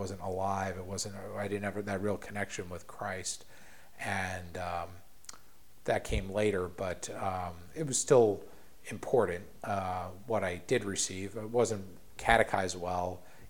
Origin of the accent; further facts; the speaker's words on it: Ireland; I think that's one thing that I picked up from being Irish.